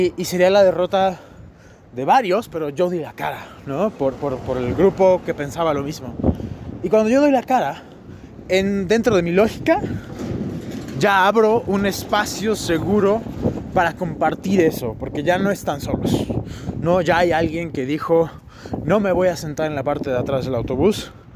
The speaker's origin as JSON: {"language": "Spanish", "country": "Mexico"}